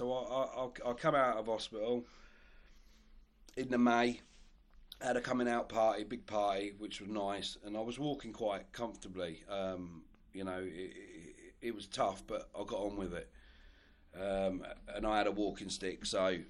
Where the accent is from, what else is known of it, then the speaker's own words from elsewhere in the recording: Newport Pagnell, South East England, United Kingdom; also born or lived in Olney; I was born and bred in Newport Pagnell